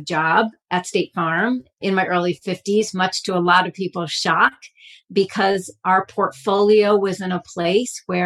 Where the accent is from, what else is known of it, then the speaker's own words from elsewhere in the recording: Stamford, Connecticut, United States; I grew up in Stamford, Connecticut, which is a very wealthy community